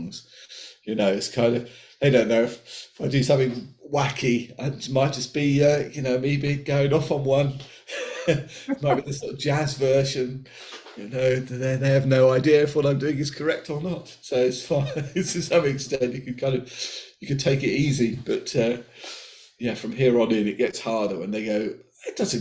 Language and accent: English; Colchester, East of England, United Kingdom; I grew up in Colchester